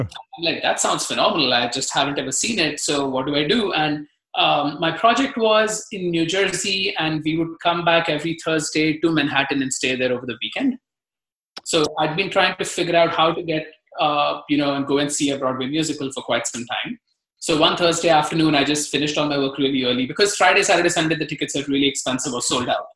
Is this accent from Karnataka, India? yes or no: no; Mumbai, Maharashtra, India; moved away as an adult; now in United States; I, I grew up in Mumbai